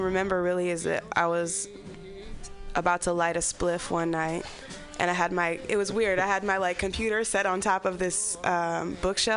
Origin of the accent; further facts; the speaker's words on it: Berkeley, California, United States; moved away; But I'm from Berkeley originally